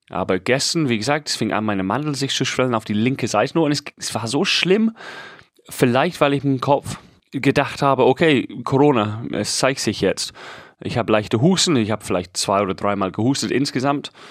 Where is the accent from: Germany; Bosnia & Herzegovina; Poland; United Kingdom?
United Kingdom; England; German is a second language; Und ich schwöre es, ich bin Engländer. Diesen Begriff habe ich nie gehört.